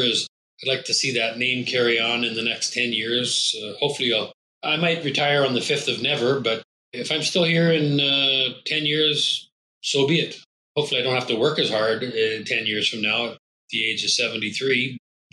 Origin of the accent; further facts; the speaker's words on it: Scotland, United Kingdom; I'm Scottish